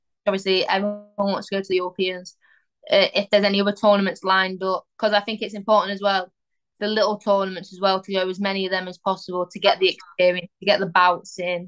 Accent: England, United Kingdom; I'm England through and through

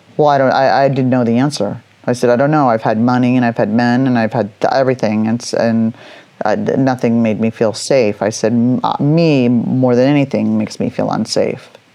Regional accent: Los Angeles, California, United States; also born or lived in San Francisco; I was 18 years old, which is weird growing up in Hollywood

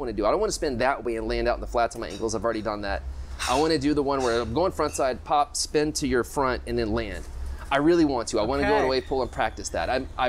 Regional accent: Florida, United States; moved away as an adult; now in Nosara, Costa Rica; I'm from Florida.

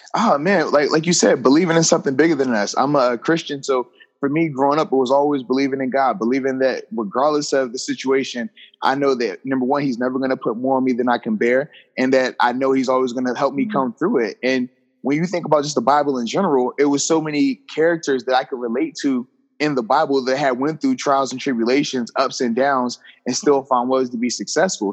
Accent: Virginia, United States; a football camp that I would host in my hometown in the uh, area of Virginia

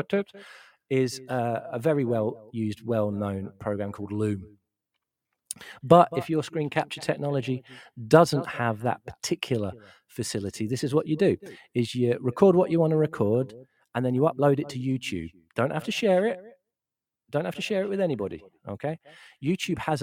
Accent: London, United Kingdom; I'm from South East London originally

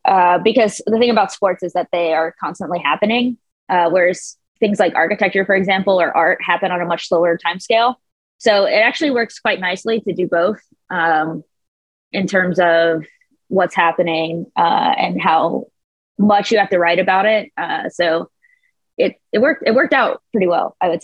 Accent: United States; being American

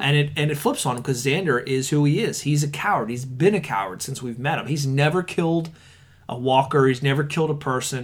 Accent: Conshohocken, Pennsylvania, United States

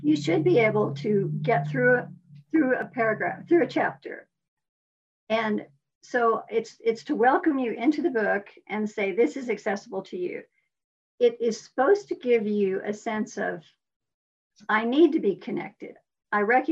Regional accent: Midwest, United States; moved away as an adult; also born or lived in Iowa / Missouri / Oklahoma / California; I am definitely a Midwesterner. Iowa, Missouri, Oklahoma

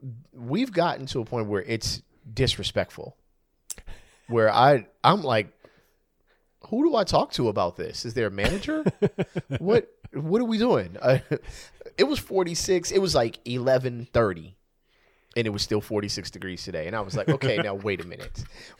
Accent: California, United States; I'm from California, man.

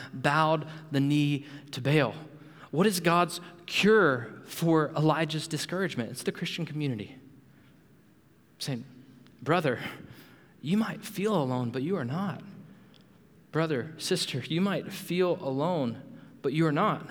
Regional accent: Panama City, Florida, United States; moved away as an adult; also born or lived in Louisville, Kentucky; Abby and I, we grew up in Panama City, Florida.

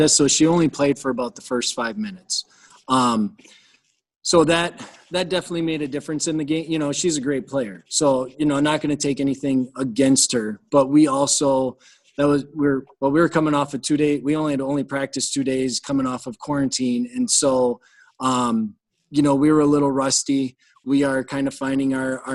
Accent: Thorp, Wisconsin, United States; moved away as an adult; now in Medford, United States; I'm originally from Thorpe.

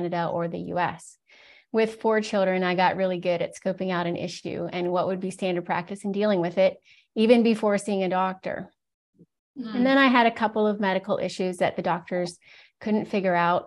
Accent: Virginia, United States; moved away as an adult; I was born and raised in Virginia in the U.S.

